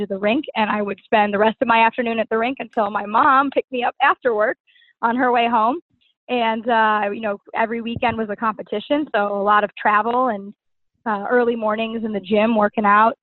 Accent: Cleveland, Ohio, United States; moved away as an adult; now in Washington metropolitan area, United States; I'm originally from Cleveland, Ohio

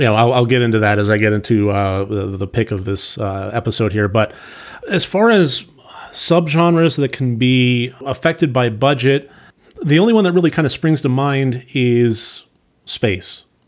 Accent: San Diego, California, United States; I grew up in San Diego

